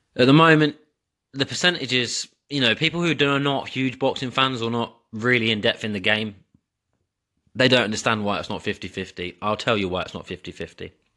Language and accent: English; England, United Kingdom; I'm English